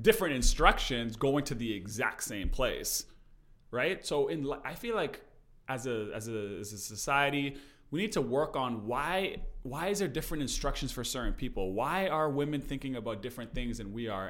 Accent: Canada; we're from Canada

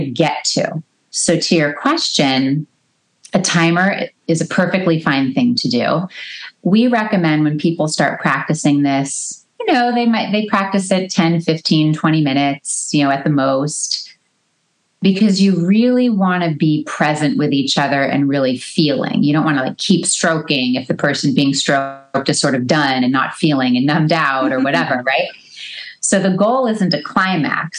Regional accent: Los Angeles, California, United States; moved away; I grew up in a suburb

